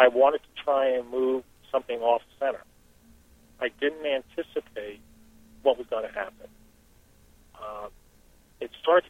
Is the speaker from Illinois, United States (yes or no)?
no; Newark, New Jersey, United States; moved away; I grew up in Newark, New Jersey.